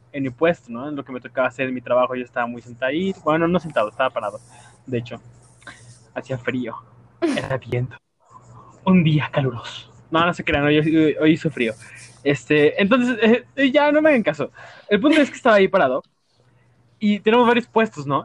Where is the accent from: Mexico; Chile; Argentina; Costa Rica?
Mexico